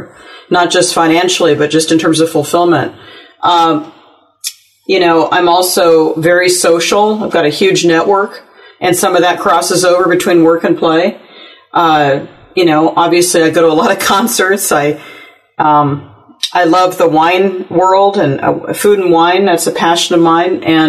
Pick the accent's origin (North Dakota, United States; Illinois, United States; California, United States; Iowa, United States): California, United States; Cupertino; I grew up in Cupertino